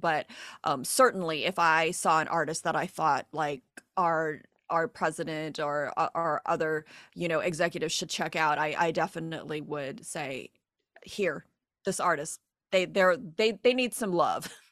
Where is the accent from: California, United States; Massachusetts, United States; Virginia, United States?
California, United States; Diamond Bar; Diamond Bar, my hometown